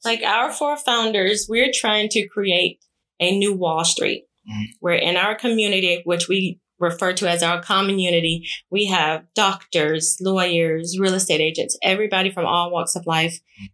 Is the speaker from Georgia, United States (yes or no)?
yes; Savannah, Georgia, United States; moved away as an adult; also born or lived in California; I just relocated from California to Savannah back to my hometown